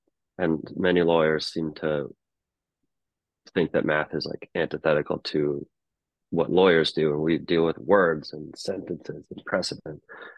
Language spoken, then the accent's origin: English; Anchorage, Alaska, United States; But growing up in Alaska, like the baseball season is like only about 3 months compared to in the lower 48